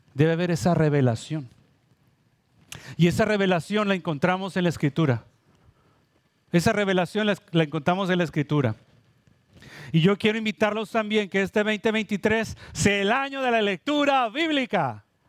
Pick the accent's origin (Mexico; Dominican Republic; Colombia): Mexico; now in Puerto Rico; Yo vengo de México